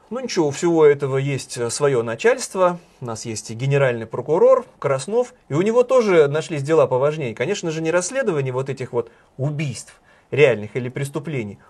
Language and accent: Russian; Saint Petersburg, Russia; Сколько инфоповодов дает мой родной город